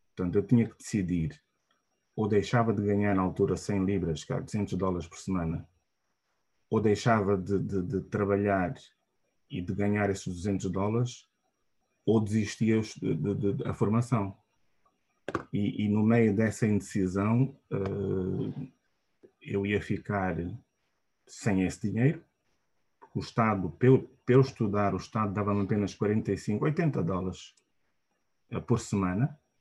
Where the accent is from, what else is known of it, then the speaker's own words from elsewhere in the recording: Luanda, Luanda Province, Angola; also born or lived in Malanje; Nasci e cresci uh, em Angola, portanto, nasci em Luanda e fiz o meu ensino primário uh, todo uh, em Luanda